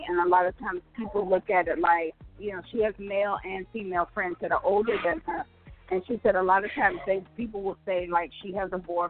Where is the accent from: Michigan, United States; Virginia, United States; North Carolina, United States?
Michigan, United States; Detroit; where are you from? I'm from Detroit.